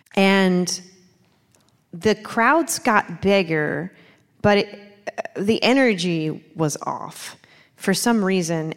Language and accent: English; Baltimore, Maryland, United States; moved away as an adult; now in North Carolina, United States; I'm, I'm from Baltimore